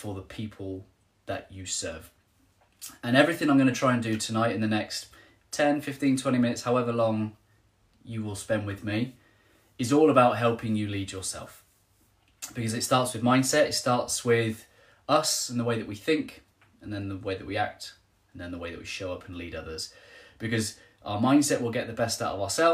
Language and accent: English; Trowbridge, South West England, United Kingdom; I'm from Trowbridge, just down the road from Helen